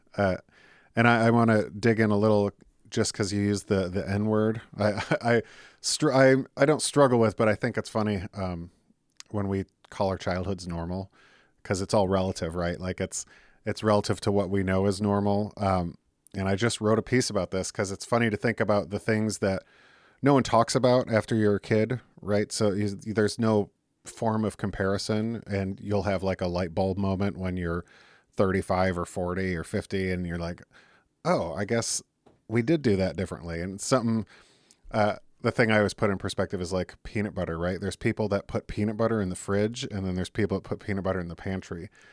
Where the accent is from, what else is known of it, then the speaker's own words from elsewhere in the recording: Detroit, Michigan, United States; I'm from Detroit